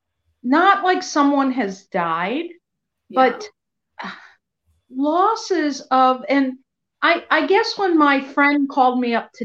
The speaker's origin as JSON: {"language": "English", "town": "Skokie", "region": "Illinois", "country": "United States", "tie": "born or raised there", "said": "growing up in Skokie, we had a lot of Holocaust survivors."}